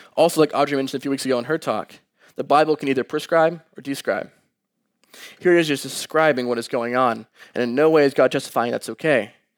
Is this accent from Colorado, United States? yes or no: no; Dallas, Texas, United States; moved away as an adult; also born or lived in Columbia, Missouri; I came from Dallas all the way up to Mizzou.